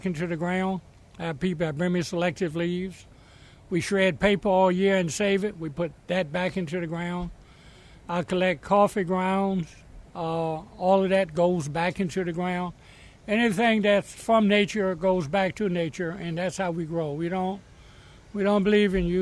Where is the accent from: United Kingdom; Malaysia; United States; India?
United States; Hampton, Virginia; now in Baltimore, United States; I was raised down in Hampton, Virginia